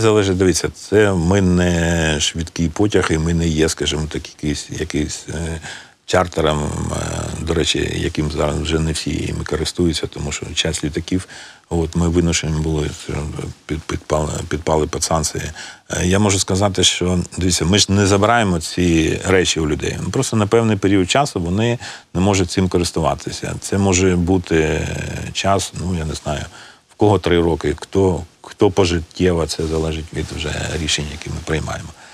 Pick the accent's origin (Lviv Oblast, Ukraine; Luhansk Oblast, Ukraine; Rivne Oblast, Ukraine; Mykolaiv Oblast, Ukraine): Luhansk Oblast, Ukraine; Luhansk; now in Kyiv, Ukraine; Я з Луганська